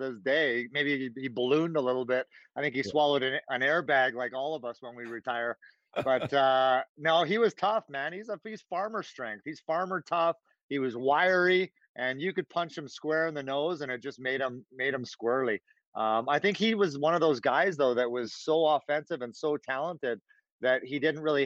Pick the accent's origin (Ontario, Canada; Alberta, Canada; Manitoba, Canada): Alberta, Canada; Sherwood Park; also born or lived in Edmonton; I was born in Edmonton, but I was raised in Sherwood Park my whole life